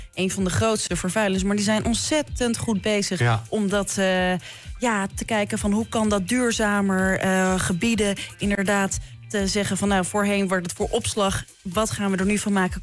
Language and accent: Dutch; Amsterdam, North Holland, Netherlands; moved away as an adult; now in Leiden, Netherlands; toen ik opgroeide in Amsterdam Zuidoost